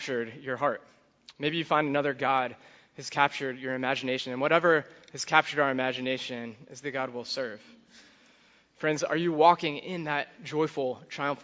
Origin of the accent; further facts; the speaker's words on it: Charlottesville, Virginia, United States; I grew up in Charlottesville.